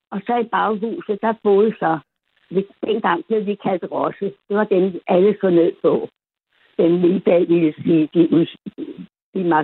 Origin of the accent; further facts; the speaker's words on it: Copenhagen, Capital Region of Denmark, Denmark; also born or lived in Amager; jeg er opvokset inde i det gamle Adelsgade Borgergade kvarter. I gamle dage, der var det slum, nu er det jo fint at bo der, ikke?